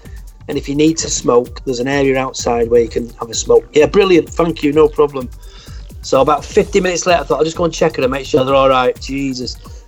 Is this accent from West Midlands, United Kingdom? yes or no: no; Manchester, North West England, United Kingdom; I'm Mancunian, first and foremost. I always say that. They always tell you're a Scouser. No, I'm not a Scouser. I'm a proud Mancunian. It just so happens that my dad was an Everton fan and a Scouser